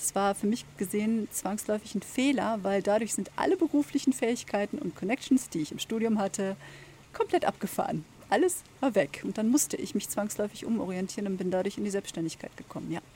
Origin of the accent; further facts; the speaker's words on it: Germany; bei uns in Deutschland